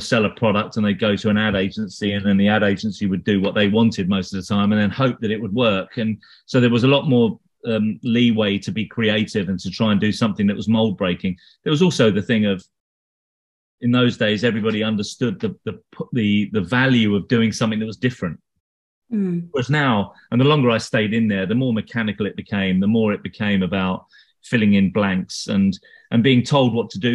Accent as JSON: {"language": "English", "region": "London", "country": "United Kingdom", "said": "I'm not actually from Hackney. I'm from London, but I only live in Hackney."}